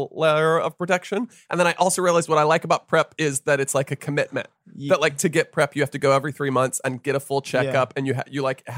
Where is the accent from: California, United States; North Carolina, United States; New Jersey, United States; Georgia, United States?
North Carolina, United States; I grew up in North Carolina